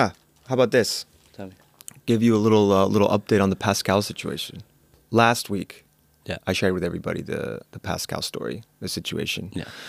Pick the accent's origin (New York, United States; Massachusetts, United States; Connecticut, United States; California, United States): New York, United States; New York City; I grew up in New York City and spent many years walking the streets